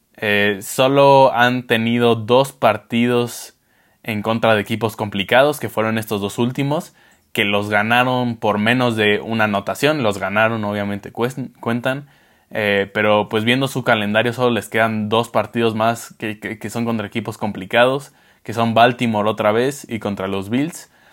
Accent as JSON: {"language": "Spanish", "country": "Mexico"}